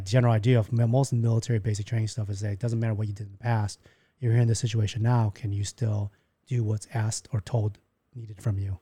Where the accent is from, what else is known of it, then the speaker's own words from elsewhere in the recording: Chicago, Illinois, United States; moved away as an adult; now in Taiwan; I was born in Chicago